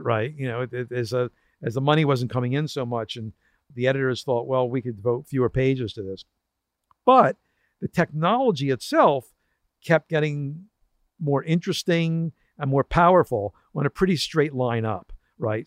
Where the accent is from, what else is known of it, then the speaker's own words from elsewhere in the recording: Philadelphia, Pennsylvania, United States; I went back to my hometown of Philadelphia